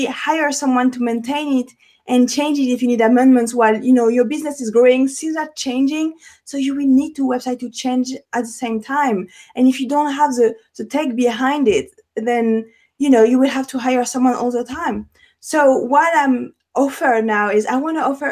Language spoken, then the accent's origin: English; Paris, Île-de-France, France; English is a second language; moved away; I have an accent, born and raised in Paris